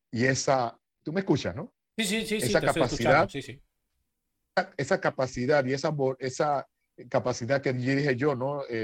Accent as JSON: {"language": "Spanish", "country": "Panama", "tie": "born or raised there", "also_born_or_lived": "Italy / Nicaragua", "moved": "as an adult", "said": "el medio donde yo nací, ¿no? Eh, Panamá es un país joven, eh, tiene 115 años de vida republicana"}